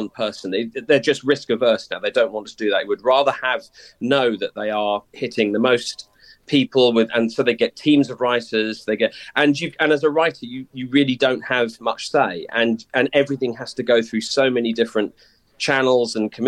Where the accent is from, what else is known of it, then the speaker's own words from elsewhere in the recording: Whitstable, South East England, United Kingdom; the Whitstable I grew up